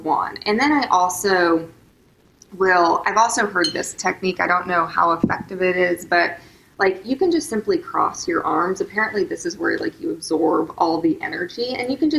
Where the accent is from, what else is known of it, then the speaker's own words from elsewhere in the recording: Tulsa, Oklahoma, United States; moved away; I grew up in Tulsa, Oklahoma, and my parents went through a really horrific divorce